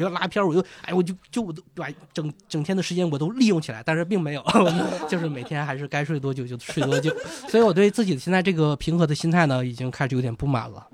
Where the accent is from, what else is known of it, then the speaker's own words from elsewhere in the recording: northeastern China, China; moved away; 我老家是东北的，也，也下雪